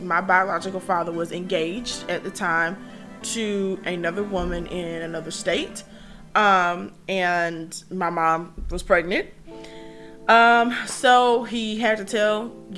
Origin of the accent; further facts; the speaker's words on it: Columbus, Georgia, United States; the East Highland, South Side area of town, which is where I grew up in Warren Williams. So, you know, every time my mom elevated in life, you know, she shifted and moved us. So by the time I grew up in what's now known as East Columbus